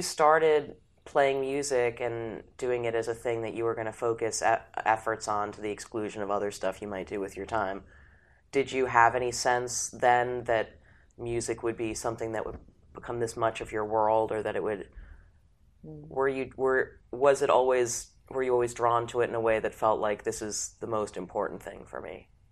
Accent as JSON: {"language": "English", "town": "New York City", "region": "New York", "country": "United States", "tie": "born or raised there"}